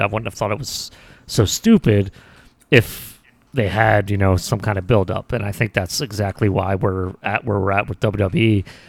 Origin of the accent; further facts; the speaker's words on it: United States; as Americans